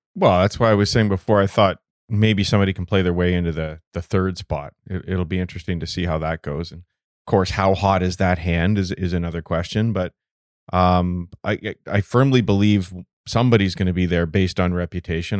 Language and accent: English; Canada; as a Canadian, as a goaltender